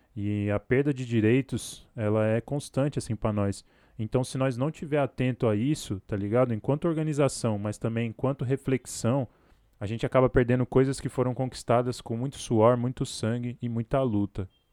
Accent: São Paulo, Brazil; Falo aqui da Zona Sul, Capão Redondo, Coab Adventista, Parque Fernanda, Jardim Comercial, dependendo do portão que o carteiro vai chegar. e aqui é o lugar onde eu nasci, cresci

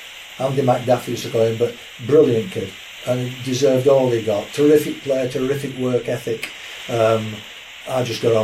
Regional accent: Burnley, North West England, United Kingdom; now in Sheffield, United Kingdom; My family's from Burnley. I was born in Burnley. I mean, if you go back right to my granddad's family, they must have come. They came down from Scotland working on the rail lines.

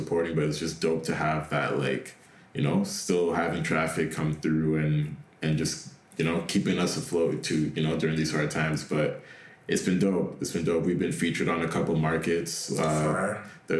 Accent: Canada; I was born in Canada.

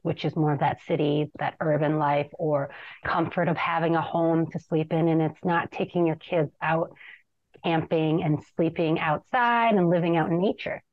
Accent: Minneapolis, Minnesota, United States; I grew up in the Cedar Riverside neighborhood

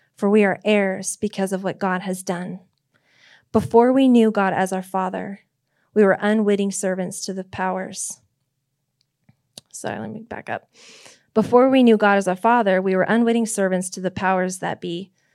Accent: Nebraska, United States; I was born in Nebraska.

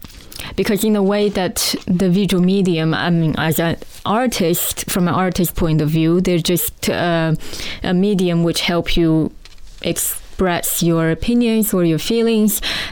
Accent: China; born there; I mean, I would introduce myself as I was born in China

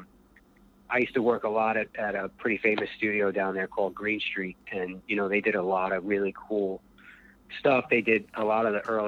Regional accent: Long Island, New York, United States; also born or lived in Brooklyn; I moved out from Long Island into Brooklyn when I was 19

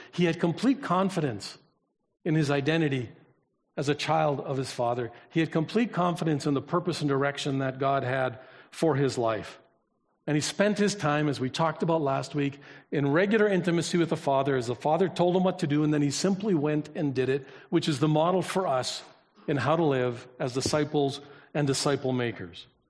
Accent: Canada; I was born here

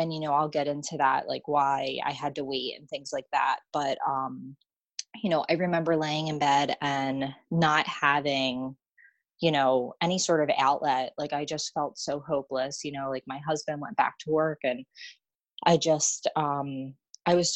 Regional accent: Washington Township, New Jersey, United States; also born or lived in Monroeville, New Jersey; I was born and raised in Washington Township, New Jersey

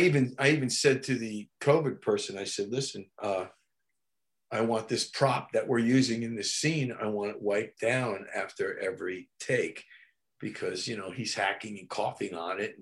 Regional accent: New Jersey, United States; my hometown in New Jersey

